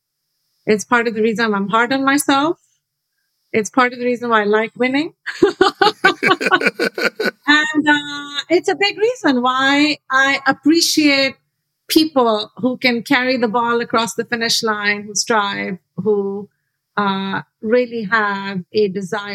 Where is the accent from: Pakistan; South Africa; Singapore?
Pakistan; Karachi, Sindh; I grew up in Karachi, Pakistan.